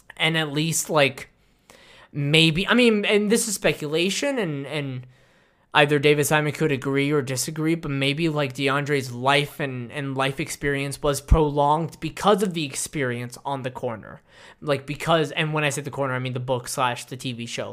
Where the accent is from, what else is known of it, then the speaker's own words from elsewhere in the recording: United States; as an American and as a citizen